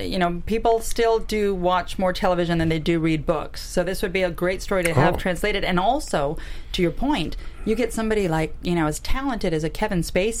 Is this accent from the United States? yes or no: no; Canada; We're both Canadian, so we bonded.